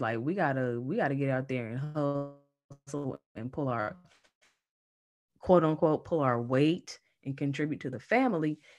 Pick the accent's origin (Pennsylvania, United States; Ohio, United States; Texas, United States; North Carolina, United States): North Carolina, United States; accent: Southern; now in Manassas, United States; I am based in Manassas, Virginia, but I'm originally from North Carolina, so if you hear that Southern accent, that's why.